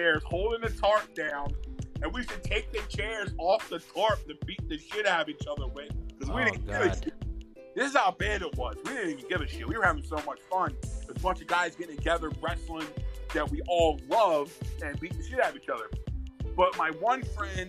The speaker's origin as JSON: {"language": "English", "town": "Philadelphia", "region": "Pennsylvania", "country": "United States", "said": "I'm from Philly."}